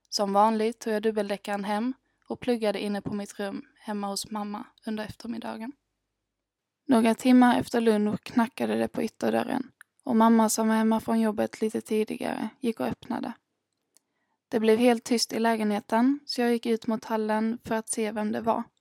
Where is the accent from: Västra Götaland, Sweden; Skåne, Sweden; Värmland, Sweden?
Skåne, Sweden; Örkelljunga; also born or lived in Ängelholm; now in Gothenburg, Sweden; Den 27 januari 1999 föddes jag, fyra och ett halvt kilo tung i Ängelholm, men har under hela uppväxten bott i Örkelljunga.